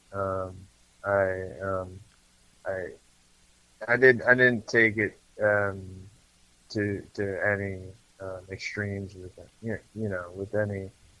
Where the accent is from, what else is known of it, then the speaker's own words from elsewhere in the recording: Connecticut, United States; moved away as an adult; now in Pennsylvania, United States; I grew up in Connecticut about an hour outside of New York City.